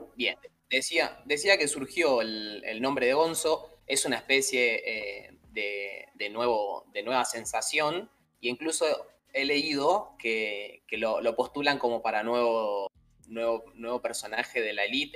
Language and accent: Spanish; Argentina; somos definitivamente muy argentinos